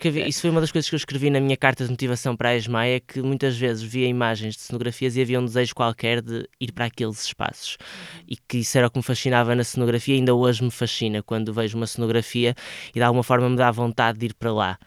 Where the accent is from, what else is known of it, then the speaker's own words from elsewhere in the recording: Santa Maria da Feira, North, Portugal; moved away as an adult; also born or lived in Porto; eu nasci no Porto, mas, mas cresci e, e vivi até aos meus 18 anos em Santa Maria da Feira a minha família é de lá.